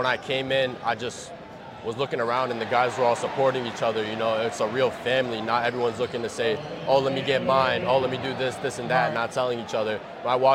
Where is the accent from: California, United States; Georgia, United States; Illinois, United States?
Illinois, United States; Chicago; we're from Chicago